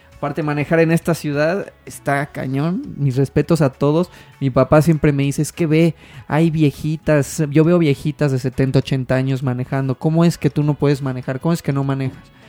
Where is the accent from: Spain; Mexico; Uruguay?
Mexico; tú como mexicano